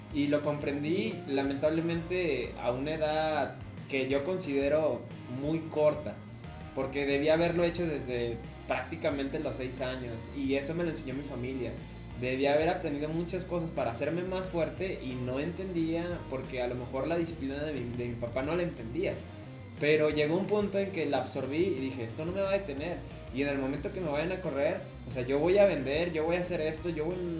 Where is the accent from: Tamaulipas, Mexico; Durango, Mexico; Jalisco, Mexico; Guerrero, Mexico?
Tamaulipas, Mexico; moved away; yo no soy de La Laguna, yo soy de Tamaulipas